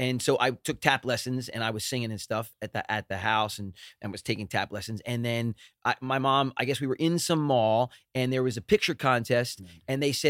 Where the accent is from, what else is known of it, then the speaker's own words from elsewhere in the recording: Philadelphia, Pennsylvania, United States; now in Los Angeles, United States; We're from Philly.